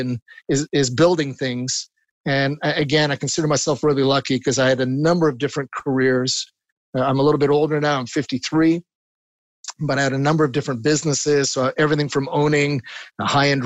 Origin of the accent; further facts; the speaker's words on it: Montreal, Quebec, Canada; he was very involved with the Montreal Symphony, the orchestra here in Montreal. Mm. And because of that, growing up on Tuesday nights, often the guests would come to our home